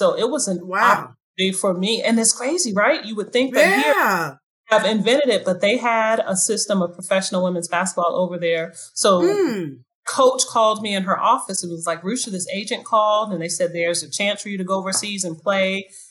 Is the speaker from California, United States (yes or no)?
no; Bronx, New York, United States; born there; I was born in the Bronx. My first babysitters were Puerto Rican.